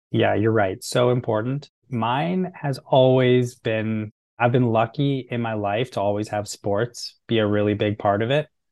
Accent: Canada; being Canadian

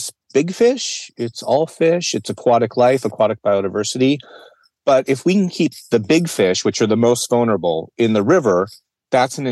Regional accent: Arizona, United States; I came from Arizona.

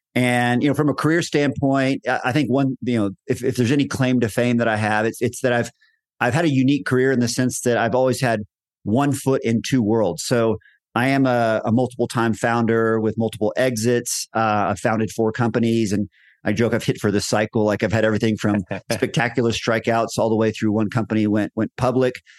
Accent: Texas, United States; moved away as an adult; now in Colorado, United States; I was born and raised in Texas, had most of my career in Texas.

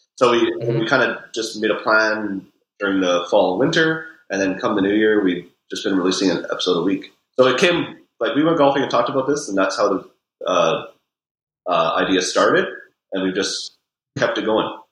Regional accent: Vernon, British Columbia, Canada; also born or lived in Vancouver; now in Kelowna, Canada; I grew up in Vernon, so I've been in the Okanagan pretty much my whole life

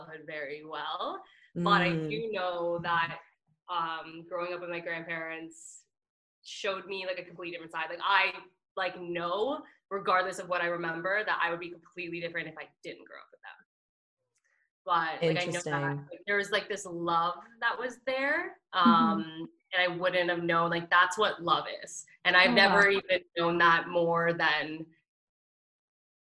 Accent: Oakville, Ontario, Canada; also born or lived in Mississauga / Milton; now in Toronto, Canada; I was born in Mississauga, and then Oakville, and then Milton, and now here.

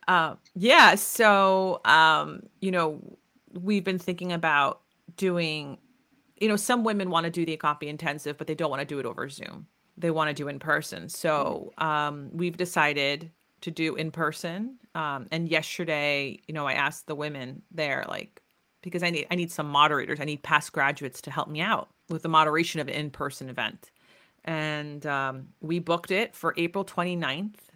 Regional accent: United States; I was raised in Greek America

